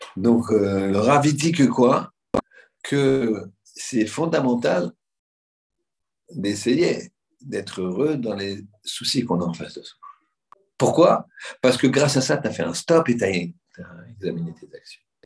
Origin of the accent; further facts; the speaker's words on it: Paris, Île-de-France, France; On est des Européens, des Parisiens.